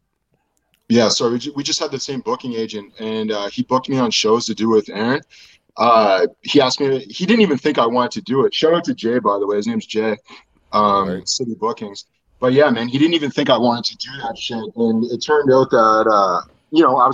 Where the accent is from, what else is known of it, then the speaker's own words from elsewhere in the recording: Nova Scotia, Canada; I'm from Nova Scotia and we were in Nova Scotia